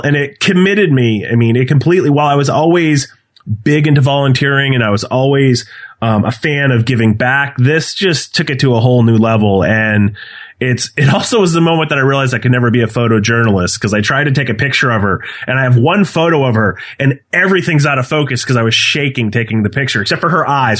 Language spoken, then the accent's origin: English; New Hampshire, United States; now in Milford, Massachusetts, United States; I was born and raised in New Hampshire